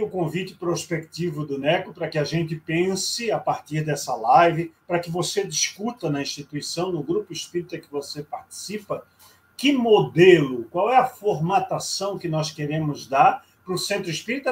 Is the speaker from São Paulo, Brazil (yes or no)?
no; Rio de Janeiro, Brazil; moved away; no Rio de Janeiro, minha terra natal